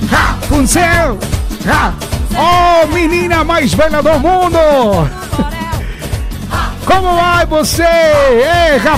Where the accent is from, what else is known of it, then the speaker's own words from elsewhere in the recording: Barcelona, Catalonia, Spain; soy de Barcelona, quiero que por favor me ponga algo de ska.